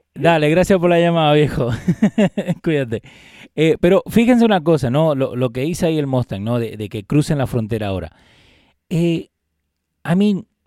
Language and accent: Spanish; Argentina; now in United States; yo vengo de Argentina